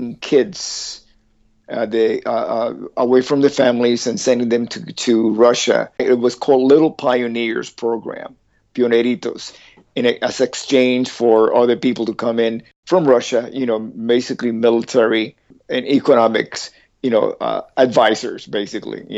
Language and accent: English; Havana, Cuba; moved away; I was born in Havana, and pre-revolution, pre-Castro Revolution, 1950